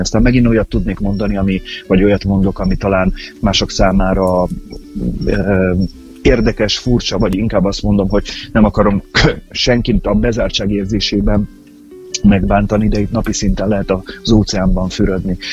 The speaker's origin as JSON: {"language": "Hungarian", "town": "Pécs", "region": "Baranya", "country": "Hungary", "tie": "born or raised there", "said": "én ugye egy Pécsi vagyok"}